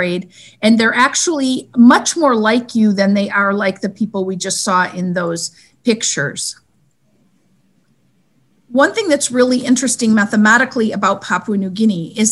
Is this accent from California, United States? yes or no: no; Michigan, United States; moved away as an adult; also born or lived in Washington, D.C.; I was born in Michigan and I went to school and college in Michigan